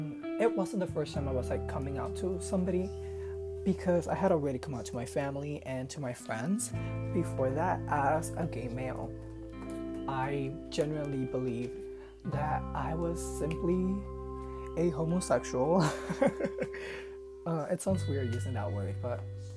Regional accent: Puerto Rico; I'm from Puerto Rico, so if my accent is a little annoying, that's why.

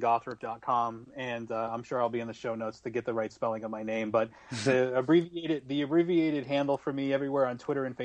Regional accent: Fairhaven, Massachusetts, United States; now in Arizona, United States; my hometown

